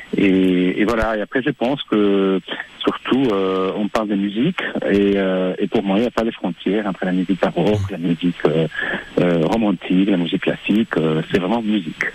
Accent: Argentina; moved away; mes origines, euh, argentins, je, car je suis né en Argentine

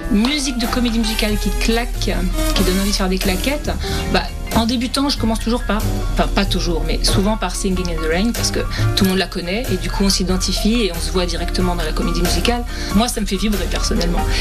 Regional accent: Saint-Rémy-de-Provence, Provence-Alpes-Côte d'Azur, France; j'ai 60 ans et je viens de Saint-Rémy-Provence.

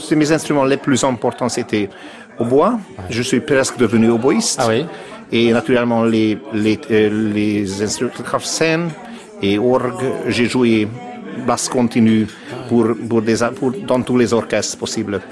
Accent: Budapest, Hungary; French is a second language; je suis né à Budapest en 1970. Et j'ai étudié là, à Budapest, euh, dans des écoles

